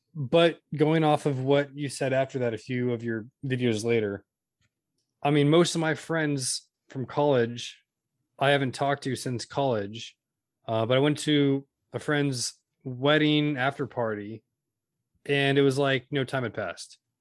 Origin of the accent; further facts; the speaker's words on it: Modesto, California, United States; Modesto, so that's the Central Valley